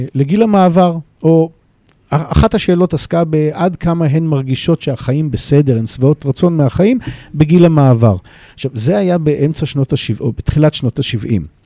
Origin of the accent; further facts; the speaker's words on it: Jerusalem, Jerusalem District, Israel; now in Modi'in-Maccabim-Re'ut, Israel; נולדתי בירושלים, אני גר היום אה, בעיר מודיעין מכבים רעות.